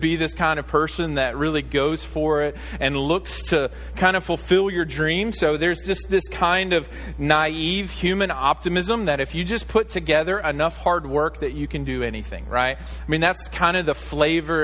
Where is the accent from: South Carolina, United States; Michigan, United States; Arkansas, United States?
Arkansas, United States; me being from Arkansas